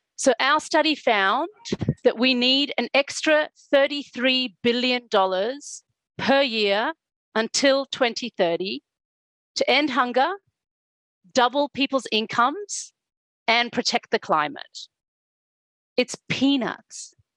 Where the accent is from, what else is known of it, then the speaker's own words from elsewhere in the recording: South Africa; I was born and I grew up in South Africa during the apartheid regime